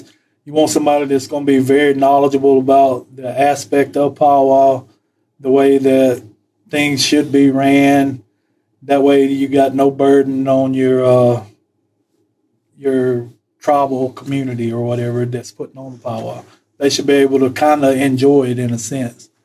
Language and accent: English; Poarch Creek, Alabama, United States; when I was growing up, I mean, there was no other thought about what we would do Thanksgiving. I mean, that we were always here at the powwow.